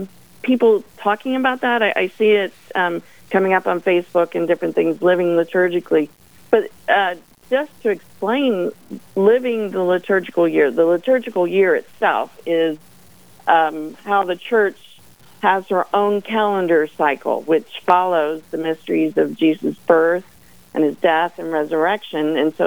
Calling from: Manassas, Virginia, United States; I am calling from Manassas, Virginia, so quite a ways.

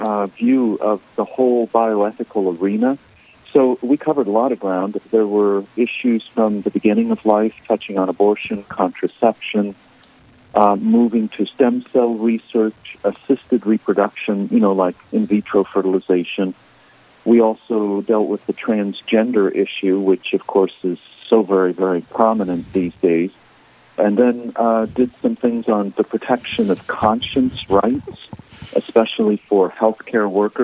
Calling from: Massachusetts, United States; I'm currently up in Massachusetts.

